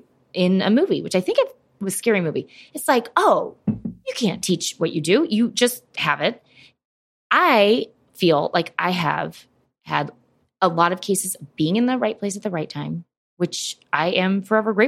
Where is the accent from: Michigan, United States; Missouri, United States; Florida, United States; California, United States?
Missouri, United States; St. Louis; now in New York, United States; I grew up in St. Louis